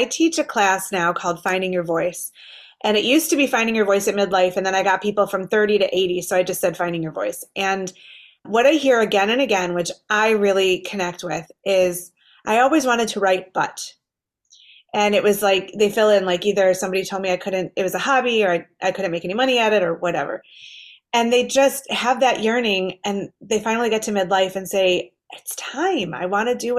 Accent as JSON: {"language": "English", "town": "Detroit", "region": "Michigan", "country": "United States", "tie": "born or raised there", "said": "I grew up in Detroit, which is a beautiful city now, but was not so safe in the 80s."}